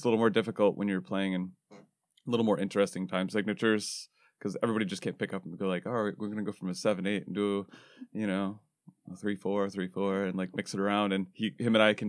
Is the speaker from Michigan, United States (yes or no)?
yes; Waterford, Michigan, United States; I'm from Waterford-Clarkston area.